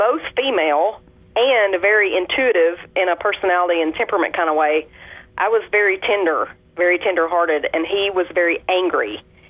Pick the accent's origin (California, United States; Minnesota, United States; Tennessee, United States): Tennessee, United States; Well, I did grow up as a Southern Baptist down here in the South. If you couldn't already tell, I'm from Tennessee.